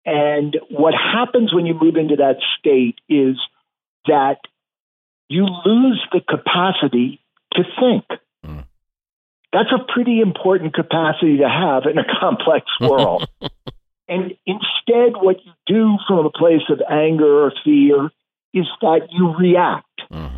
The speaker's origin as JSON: {"language": "English", "town": "New York City", "region": "New York", "country": "United States", "tie": "born or raised there", "said": "So I'm a New Yorker by birth and throughout most of my life. Lived in New York City when I was growing up and when my wife and I had our first child, but have since moved just slightly"}